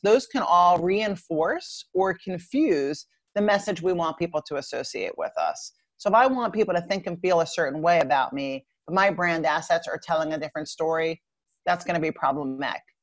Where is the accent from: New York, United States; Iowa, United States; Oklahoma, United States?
New York, United States; Long Island; I grew up in Long Island, New York